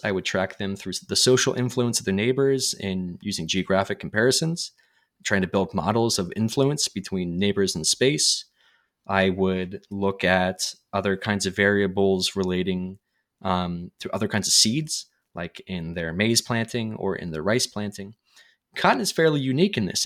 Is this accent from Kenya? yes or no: no; United States; as an American